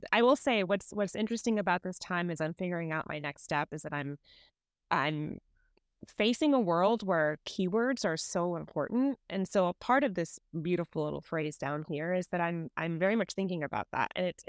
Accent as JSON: {"language": "English", "region": "Dubai", "country": "United Arab Emirates", "tie": "born or raised there", "also_born_or_lived": "India / New York", "said": "Originally, I'm from India. My family's from India, but I grew up between Dubai and New York, which are two very, very different places."}